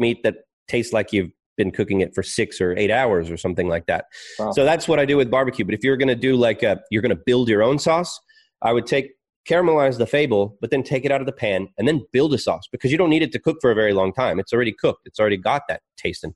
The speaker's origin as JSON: {"language": "English", "region": "Texas", "country": "United States", "also_born_or_lived": "Melbourne, Australia", "moved": "yes", "lives_now": "Australia", "said": "I'm Texan"}